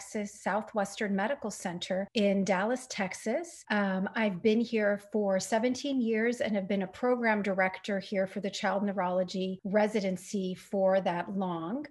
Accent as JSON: {"language": "English", "country": "Jordan", "moved": "as an adult", "said": "I'm from Jordan"}